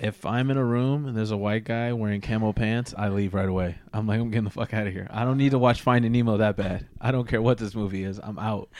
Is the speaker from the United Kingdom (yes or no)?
no; United States